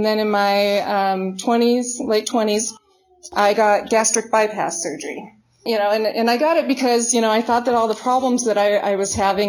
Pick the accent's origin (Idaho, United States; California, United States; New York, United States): Idaho, United States; Garden City; they moved into a trailer down in Garden City. They didn't have money for furniture and stuff. So they brought a log in from down by the river, and they had shag green carpet and they had wood paneling. So they liked to, smoke some weed and get drunk and pretend that they were in the forest. And that's what I was born into.